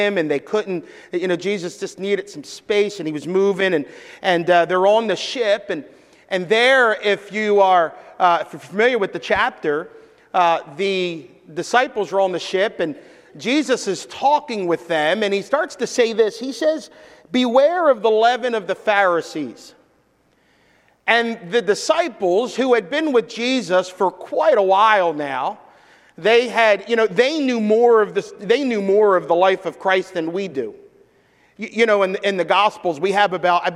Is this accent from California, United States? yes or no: no; Philadelphia, Pennsylvania, United States; I grew up in Philadelphia, so I have a Philadelphia version of the Bible that I speak sometimes